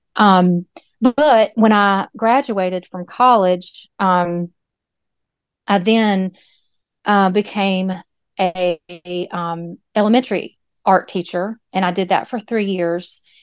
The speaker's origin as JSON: {"language": "English", "area": "Moore County", "region": "North Carolina", "country": "United States", "tie": "born or raised there", "also_born_or_lived": "Greensboro, North Carolina", "moved": "as an adult", "lives_now": "Wallace, United States", "said": "I was raised in Moore County, which isn't far from Wallace"}